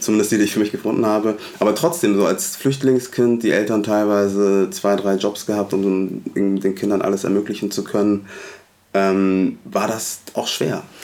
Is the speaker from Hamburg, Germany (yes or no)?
yes; Hamburg, Germany; also born or lived in Munich; ich bin in Hamburg-Alsterdorf aufgewachsen